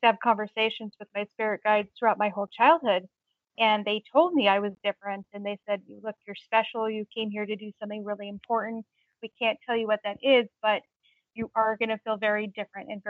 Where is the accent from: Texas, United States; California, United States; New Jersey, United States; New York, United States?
California, United States; Long Beach; now in New Hampshire, United States; Growing up in Long Beach, California, where I grew up